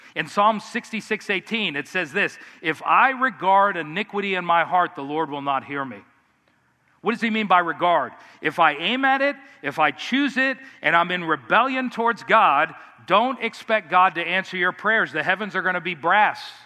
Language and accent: English; United States; as American Christians, we're very independent